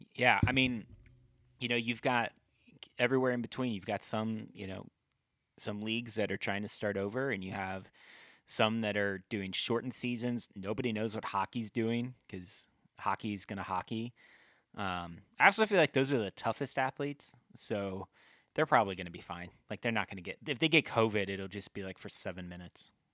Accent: Midwest, United States; we're both from the Midwest

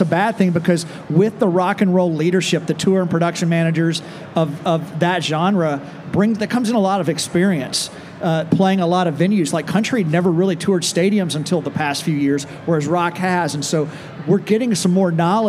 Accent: Nashville, Tennessee, United States; growing up in Nashville, when I was coming up in the industry in the early 90s

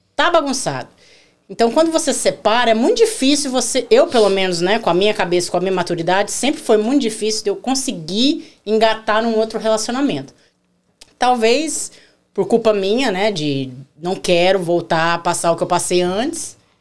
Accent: Rondônia, Brazil; also born or lived in Curitiba, Paraná; now in United States; Eu sou curitibana. Nascida em Curitiba, mas criada em Rondônia

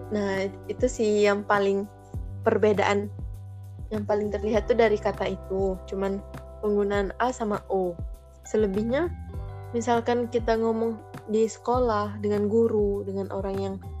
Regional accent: Jambi, Indonesia; daerahku sendirian di Kota Jambi itu enggak nggak pakai bahasa Melayu

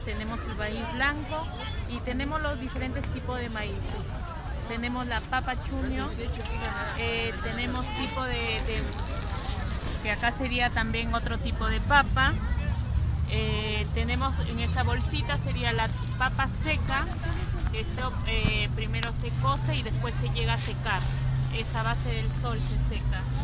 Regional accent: Peru; yo soy peruana

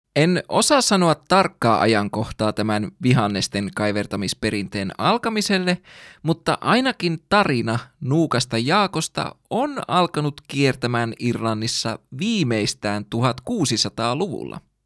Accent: Finland

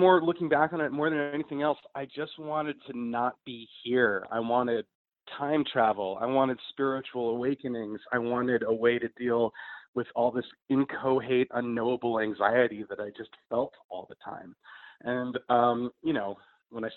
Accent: New York City, New York, United States; I am a pothead from New York City, born and raised

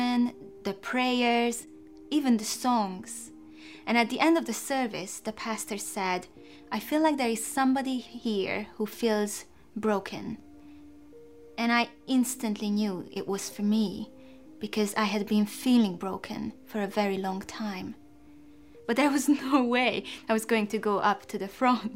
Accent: Hungary; moved away as an adult; now in England; I was born in Hungary in the 1980s

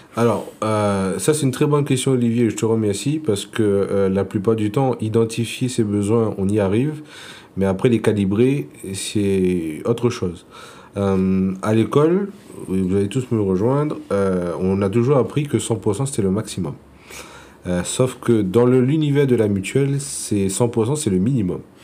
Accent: Réunion; je suis originaire euh, de l'île de la Réunion

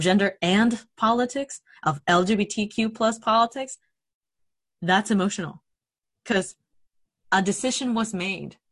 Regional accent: Mexico; moved away; I grew up in Mexico

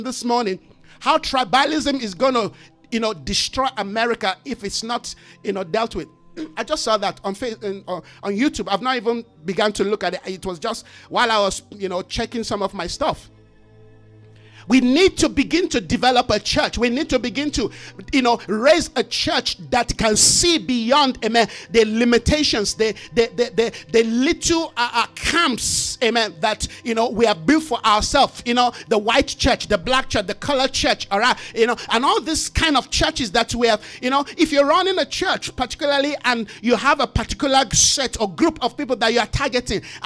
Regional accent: Nigeria; from where I come from as a Nigerian

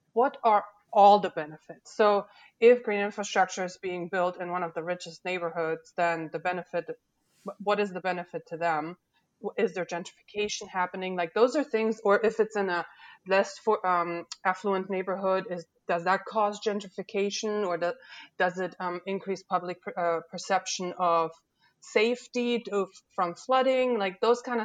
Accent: Germany; now in Louisiana, United States; I wasn't born here, and that's right. I was born in Germany

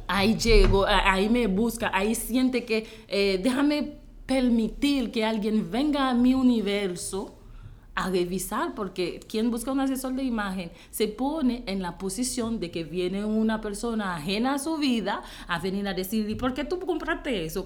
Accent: Haiti; Spanish is a second language; moved away as an adult; Yo soy de Haití, yo soy haitiana, he vivido en Haití por 19 años de mi vida corrido

